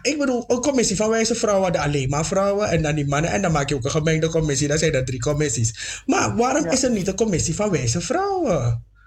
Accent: Suriname; ik ben niet alleen maar een Afro-Surinamer, ik ben ook gewoon een Surinamer

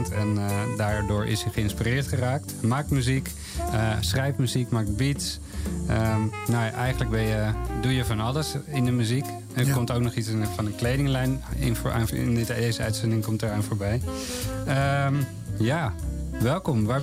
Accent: Amsterdam, North Holland, Netherlands; In de Bijlmer.

